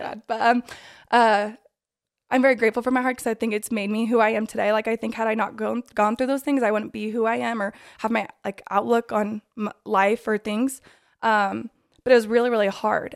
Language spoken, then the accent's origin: English; Draper, Utah, United States; I'm from Draper, Utah. Josie and I actually went to high school